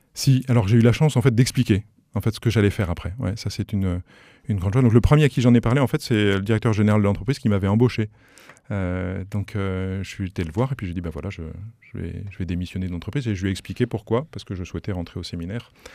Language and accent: French; Paris, Île-de-France, France; moved away as an adult; now in Sarthe, France; On a grandi à Paris dans une famille qui, voilà, de parents aimants